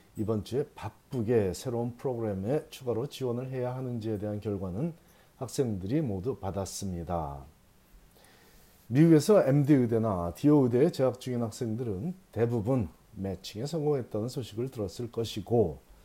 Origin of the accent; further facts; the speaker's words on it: South Korea; born or raised there; now in United States